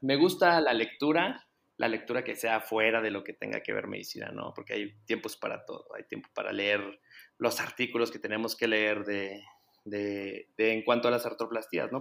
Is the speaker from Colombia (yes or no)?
no; Guadalajara, Jalisco, Mexico; soy de Guadalajara